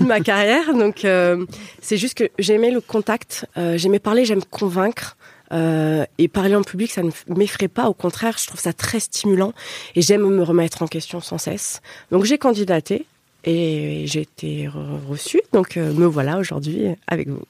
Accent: Paris, Île-de-France, France; moved away as an adult; je suis francilienne. Hein, euh, même si j'ai quitté Paris après au euh, gré de ma carrière, voilà, moi, je, suis parisienne

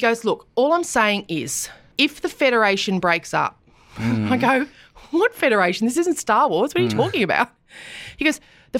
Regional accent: Queensland, Australia; now in Melbourne, Australia; I grew up in Queensland

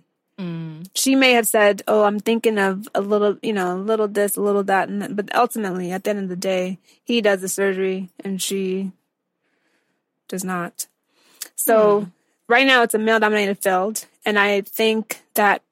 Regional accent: United States; my parents are Nigerian, but I was born and raised in the States

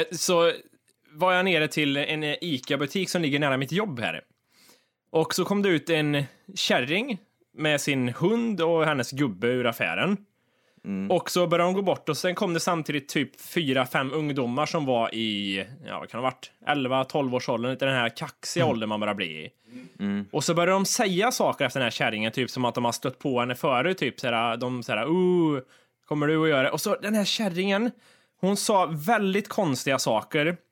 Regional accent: Kristinehamn, Värmland, Sweden; Kristinehamn, det är liksom där vi växte upp med de här kända alkisarna som var

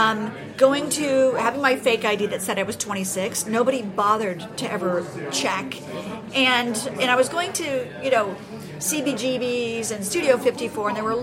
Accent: Los Angeles, California, United States; moved away; where I grew up in Los Angeles

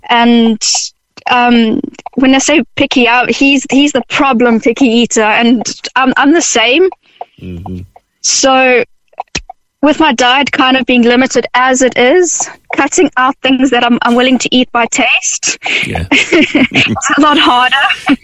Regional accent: South Africa; now in Ireland; I'm initially from South Africa

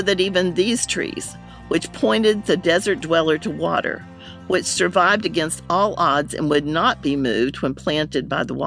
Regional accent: North Carolina, United States; Growing up in North Carolina

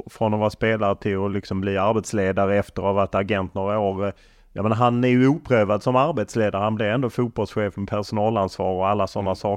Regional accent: Sweden; Ja, för det är ju svårt att som svensk inte bli avundsjuk på jag menar Norge

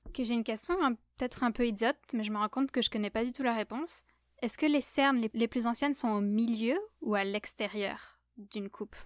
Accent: southern France, France; moved away; je viens du sud de la France

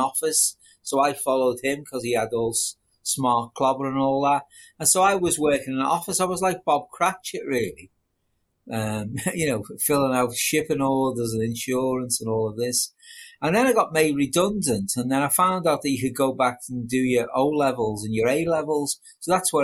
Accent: Liverpool, North West England, United Kingdom; I was born in Liverpool

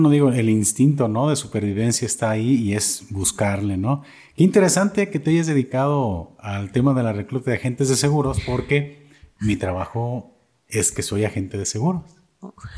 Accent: Atotonilco el Alto, Jalisco, Mexico; Yo soy de Totonilco también

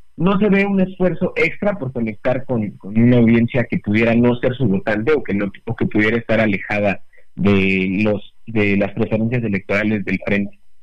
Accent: Mexico; como buenos mexicanos y que nos encantan los simbolismos

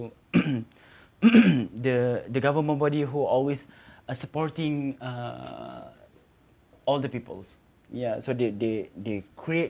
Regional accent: Lake Chini, Pahang, Malaysia; also born or lived in Maran, Pahang; I moved to Lake Chini, my village. And I've been raised there and grown up there

